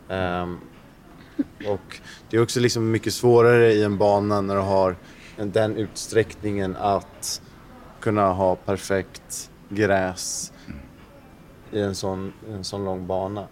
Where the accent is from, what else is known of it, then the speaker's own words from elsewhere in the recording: Sweden; som svensk